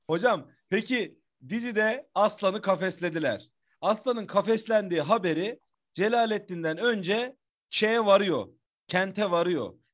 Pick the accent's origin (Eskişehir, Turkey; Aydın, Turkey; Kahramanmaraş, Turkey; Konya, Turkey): Konya, Turkey; Bozkır